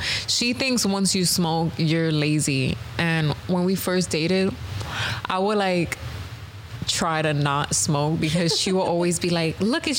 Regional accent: New York, United States; I'm from New York.

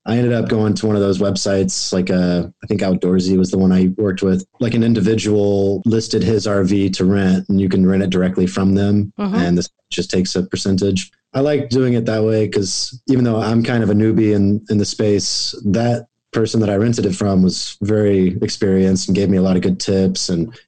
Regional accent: Oklahoma, United States; now in Southern California, United States; I grew up in Oklahoma

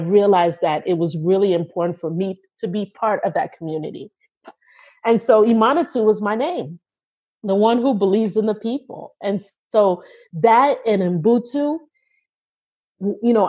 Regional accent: United States; I was coming in as the American

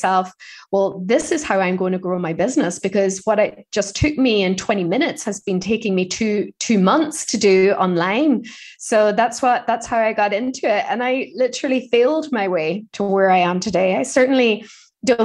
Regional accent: Ireland; growing up in Ireland

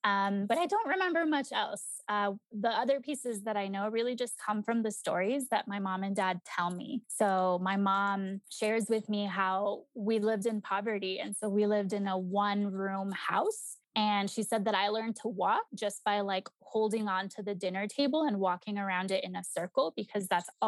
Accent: Mexico; still in Mexico. So like my grandparents, my tios, my tias, many of my cousins are still back in my home country.

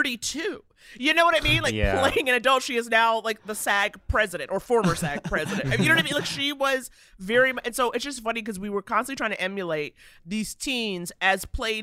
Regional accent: New York City, New York, United States; I grew up in New York, in Manhattan. I mean, I went to Dalton

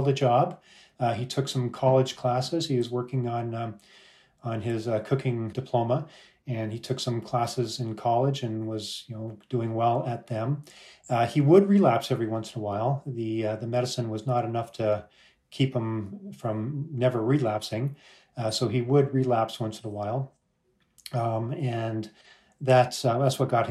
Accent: Canada; now in United States; We're Canadian, and although we're immigrants here to the U.S.

